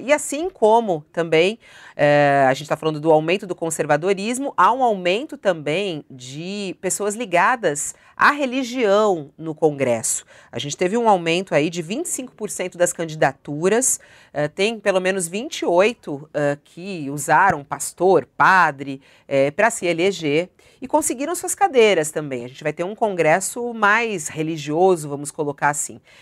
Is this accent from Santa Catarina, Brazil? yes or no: no; São Paulo, Brazil; paulistana que estou aqui